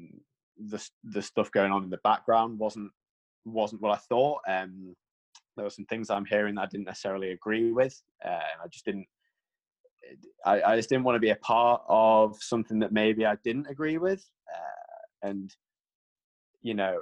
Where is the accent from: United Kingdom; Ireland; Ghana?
United Kingdom; being like a British kid